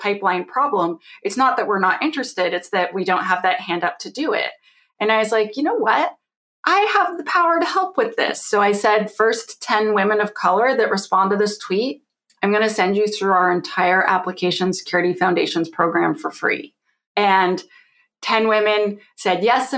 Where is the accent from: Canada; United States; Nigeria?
Canada; I'm Canadian